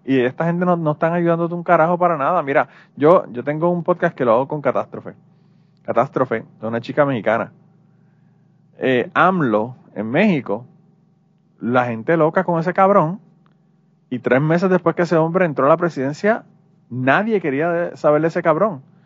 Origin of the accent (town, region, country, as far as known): Puerto Rico; now in United States